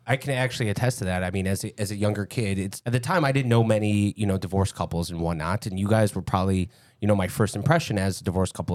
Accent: Lincolnwood, Illinois, United States; growing up in Lincolnwood a couple blocks away

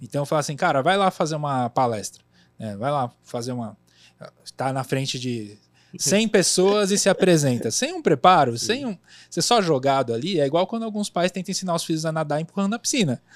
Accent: São Paulo, Brazil; Também sou da Zona Leste de São Paulo

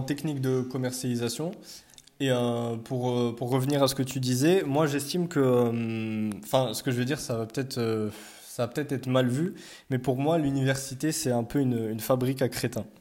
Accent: Morocco; now in France; on est tous marocains, on parle tous arabe

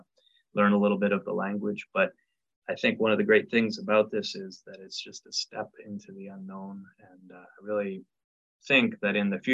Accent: Canada; now in Knoxville, United States; I come from Canada originally

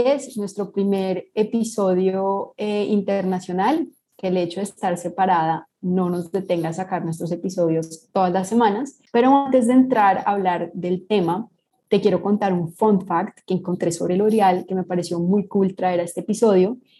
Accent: Colombia

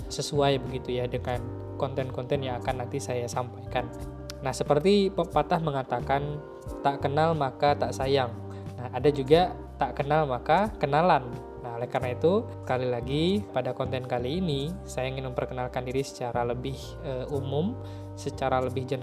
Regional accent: Pontianak, West Kalimantan, Indonesia; also born or lived in Ketapang; Saya lahir di kota Ketapang dan kemudian saya tumbuh dan besarnya itu di kota Pontianak bersama dengan keluarga saya tercinta.

